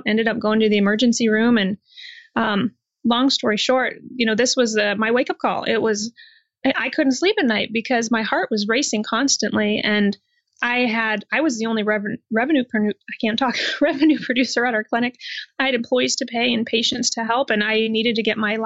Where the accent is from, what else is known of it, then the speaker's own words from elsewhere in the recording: Iowa, United States; I'm from Iowa in the United States, and I was raised in what I consider to be a really healthy family